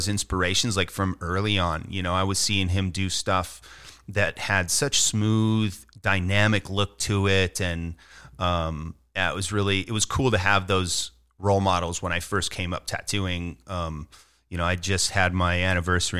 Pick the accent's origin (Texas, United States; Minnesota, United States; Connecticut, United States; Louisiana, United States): Minnesota, United States; moved away; I'm originally from Minnesota.